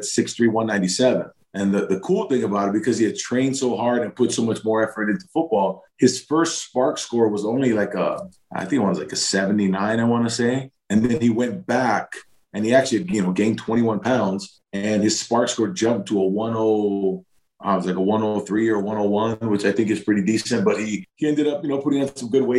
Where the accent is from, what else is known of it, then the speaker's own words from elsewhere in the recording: Hawaii, United States; I grew up in Hawaii.